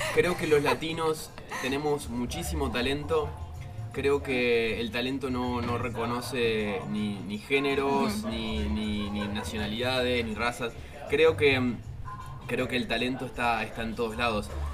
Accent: Uruguay; yo soy de Uruguay, trabajo para Cloud Gaia en Argentina

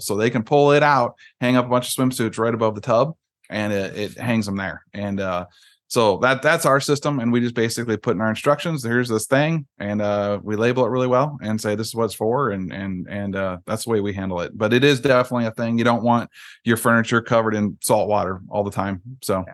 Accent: Iowa, United States; moved away; I'm from Iowa originally

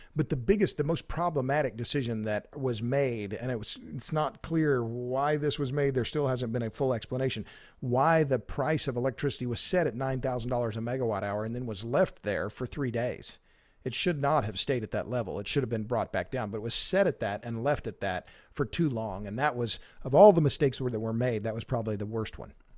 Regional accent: Oklahoma, United States; now in Texas, United States; I'm born and raised in Oklahoma. I've lived in Texas a long time

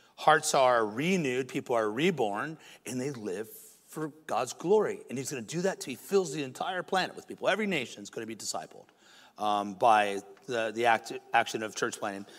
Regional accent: United States; In America

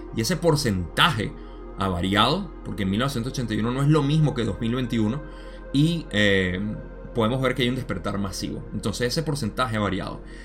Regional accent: Venezuela; mi país

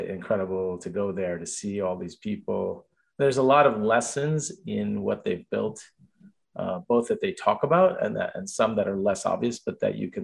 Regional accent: Jersey City, New Jersey, United States; moved away as an adult; also born or lived in India; now in Pennsylvania, United States; I grew up in Jersey City, New Jersey. I'm of Indian origin. So I grew up, I came here at the age of five.

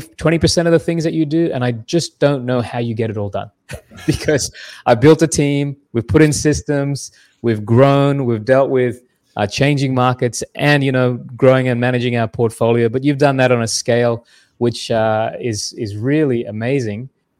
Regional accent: Australia; now in Canada; Yeah. I am Australian. That's why I named my company Kanga Mortgage. Easy to remember. But yeah, I spent most of my life in Canada, and I married a Canadian, which brought me to Canada, Durham region in particular.

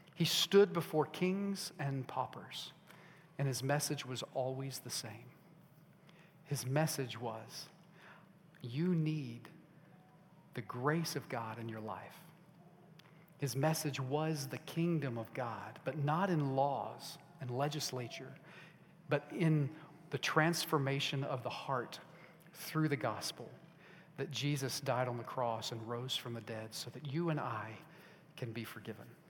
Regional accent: United States; I am American and I'm proud to be

